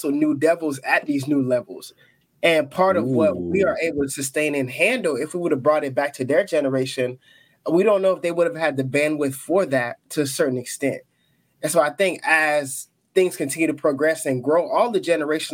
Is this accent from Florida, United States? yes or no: yes; Gainesville, Florida, United States; also born or lived in Canada / Haiti (ancestry); I was born in Canada, and then we moved to Gainesville, Florida